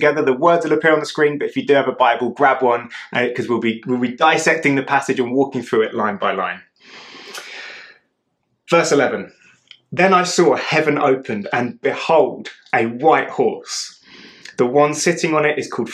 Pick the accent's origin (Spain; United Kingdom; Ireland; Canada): United Kingdom; I'm British